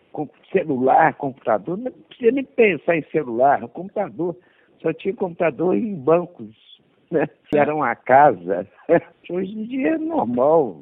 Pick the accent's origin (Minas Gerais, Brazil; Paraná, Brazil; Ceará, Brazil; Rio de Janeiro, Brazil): Minas Gerais, Brazil; Belo Horizonte; eu nasci aqui em Belo Horizonte, sou na divisa de Belo Horizonte com Sabará